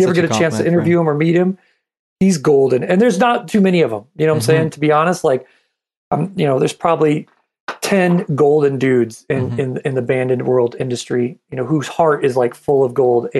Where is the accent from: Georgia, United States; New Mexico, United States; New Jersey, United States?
New Mexico, United States; also born or lived in Michigan; I was born in Michigan. My family's there. So I love my family from Michigan, but I'm New Mexico.